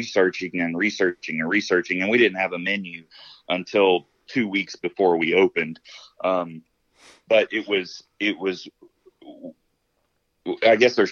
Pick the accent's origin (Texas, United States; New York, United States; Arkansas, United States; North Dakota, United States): Arkansas, United States; moved away as an adult; now in Colorado, United States; I grew up in the South. I grew up in Arkansas